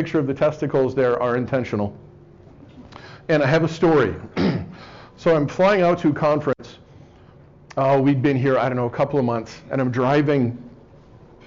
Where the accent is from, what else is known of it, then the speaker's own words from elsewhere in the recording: North Bay, California, United States; moved away; also born or lived in Dartmouth; growing up in the North Bay